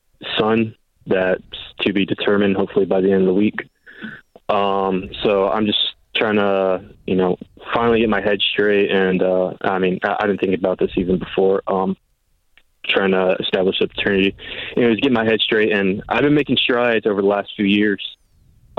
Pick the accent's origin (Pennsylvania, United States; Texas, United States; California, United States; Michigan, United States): Texas, United States; San Antonio; now in near Waco, United States; I left my hometown of San Antonio